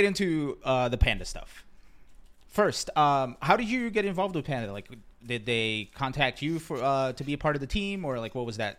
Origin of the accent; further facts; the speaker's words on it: Rio de Janeiro, Brazil; moved away; I grew up in Rio de Janeiro, Brazil, so I totally relate to, you know, growing up in rough neighborhoods